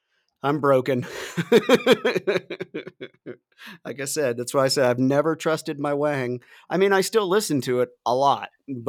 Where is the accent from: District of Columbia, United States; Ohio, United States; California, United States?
Ohio, United States; moved away; also born or lived in Florida; growing up in the Midwest in Ohio.